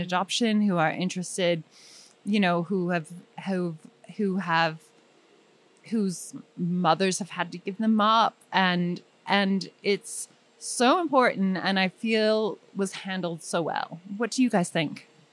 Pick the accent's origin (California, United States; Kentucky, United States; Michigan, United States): California, United States; Bay Area, Marin County; also born or lived in East Bay; I'm from the Bay Area, and I was born in Marin County, which is a strange place, and then spent weekends in the East Bay